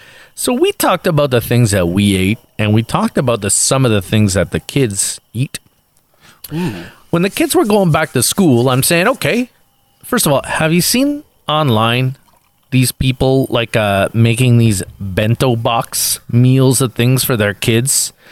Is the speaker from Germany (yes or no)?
yes; Berlin, Germany; Hey, I grew up in Berlin.